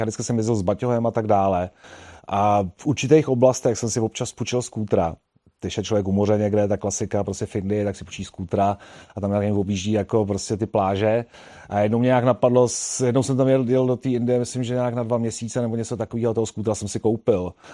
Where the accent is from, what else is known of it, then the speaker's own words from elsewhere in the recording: Prague, Czechia; jsem kluk z Prahy a vlastně tam eh, za mého dětství se nejezdilo na fichtlech